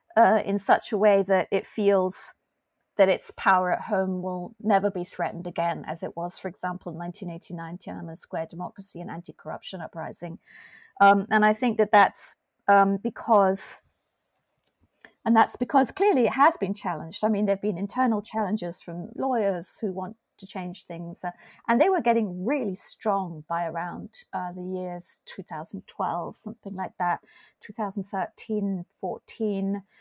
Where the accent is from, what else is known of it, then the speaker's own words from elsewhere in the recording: Hong Kong; moved away as an adult; also born or lived in Europe / mainland China / Taiwan; born and raised in Hong Kong, um, so Hong Kong by birth, Hong Kong by choice, if you like.